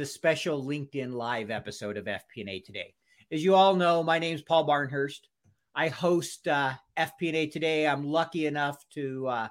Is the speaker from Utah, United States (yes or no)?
yes; Salt Lake City, Utah, United States; Salt Lake City, my hometown